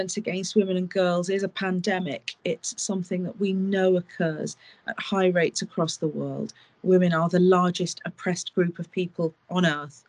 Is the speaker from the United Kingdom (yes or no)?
yes; United Kingdom; I am British